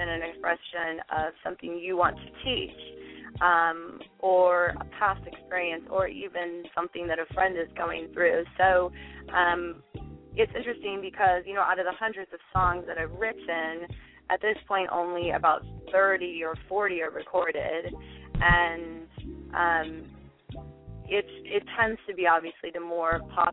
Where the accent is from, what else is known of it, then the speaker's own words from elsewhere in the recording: Oregon, United States; now in Los Angeles, United States; I'm originally from Oregon State, but I'm based in Los Angeles